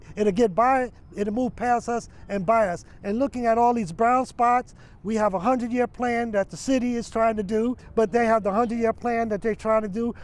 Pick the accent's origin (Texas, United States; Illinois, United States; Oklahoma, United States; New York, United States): New York, United States; New York City; now in Las Vegas, United States; Even though I grew up in New York City, I'm a Harlemite